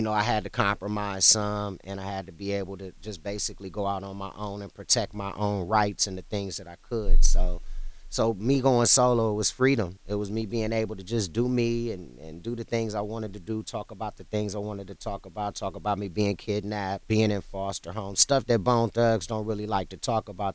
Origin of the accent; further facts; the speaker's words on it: Ohio, United States; also born or lived in Cleveland; I was born in Ohio and I was in and out of Cleveland throughout my childhood